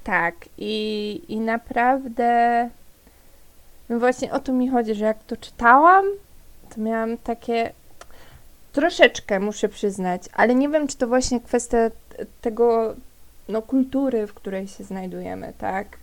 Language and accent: Polish; Silesian Voivodeship, Poland; Z, z Górnego Śląska nie pochodzę, pochodzę ze Śląska.